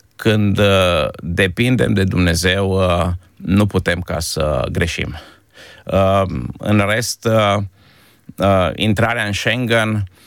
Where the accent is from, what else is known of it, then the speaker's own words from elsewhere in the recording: Timișoara, Timiș County, Romania; moved away as an adult; also born or lived in Izvin; now in Krems, Austria; la origine sunt de la Izvin, o aruncătoră de piatră de Timișoara. Am, am făcut școala și m-am format ca om în Timișoara